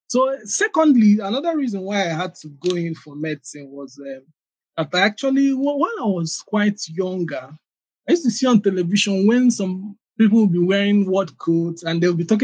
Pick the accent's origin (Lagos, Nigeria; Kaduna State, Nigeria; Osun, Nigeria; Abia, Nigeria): Abia, Nigeria; born there; Okay, yeah, I was born in Abia State.